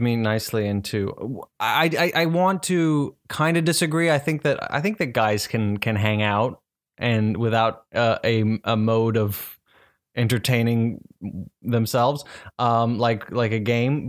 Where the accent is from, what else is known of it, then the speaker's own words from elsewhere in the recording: South Africa; I'm from South Africa